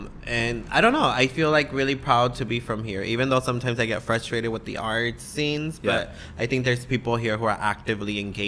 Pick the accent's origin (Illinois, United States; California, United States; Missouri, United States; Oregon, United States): California, United States; San Jose; also born or lived in Atoyac de Alvarez, Guerrero, Mexico; I was raised in Eastside San Jose on Story and Capitol, in back of the Pep Boys by the McDonald's.